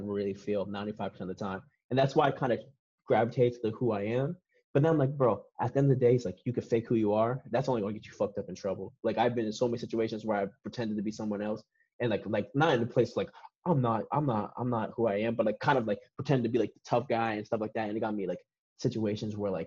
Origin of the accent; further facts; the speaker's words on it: Boston, Massachusetts, United States; growing up in Boston and stuff like that, I grew up in the city